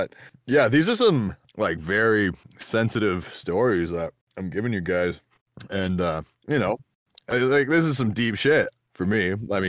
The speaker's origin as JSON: {"language": "English", "region": "New Brunswick", "country": "Canada", "said": "I'm from New Brunswick, which is it's a great place. I love it. There's all kinds of people there. It's a small province with small towns and small mines."}